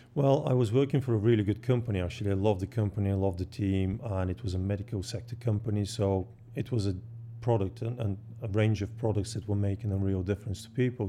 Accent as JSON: {"language": "English", "country": "Bulgaria", "tie": "born or raised there", "moved": "as an adult", "said": "I was born in Bulgaria and I grew up, um, just on the seaside"}